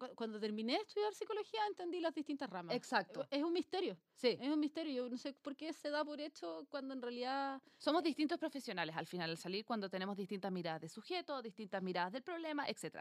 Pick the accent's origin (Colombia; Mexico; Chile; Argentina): Chile; Cajón del Maipo, Santiago Metropolitan Region; somos las dos del cajón del Maipo